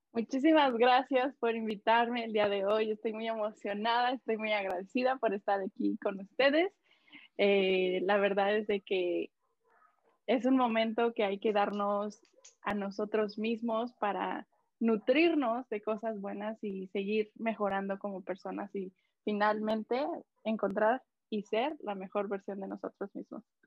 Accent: Mexico; now in Canada; yo soy de México, pero radico aquí en, en Canadá

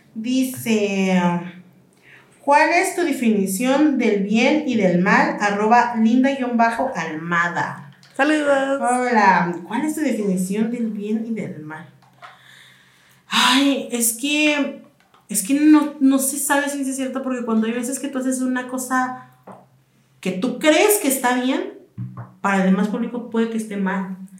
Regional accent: Michoacán, Mexico; moved away; mi mamá eh, es de, bueno, somos de Michoacán

